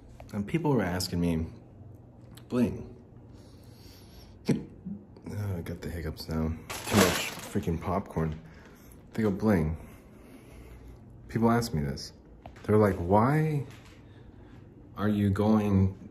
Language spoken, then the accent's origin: English; Phoenix, Arizona, United States; also born or lived in Salt Lake City, Utah; I'm from Salt Lake City, Utah. Well, I'm from Phoenix